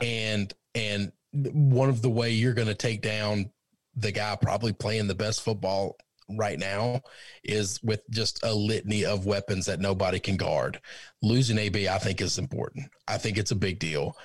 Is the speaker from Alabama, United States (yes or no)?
no; outside of St. Louis, Missouri, United States; growing up outside of St. Louis